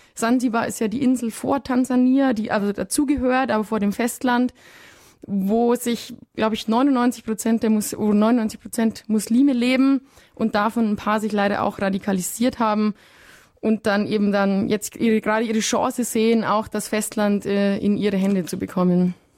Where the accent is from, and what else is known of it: Germany